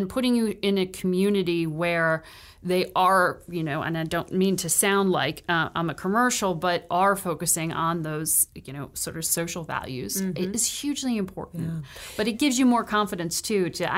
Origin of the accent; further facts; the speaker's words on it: Connecticut, United States; I grew up in Connecticut, born and raised there.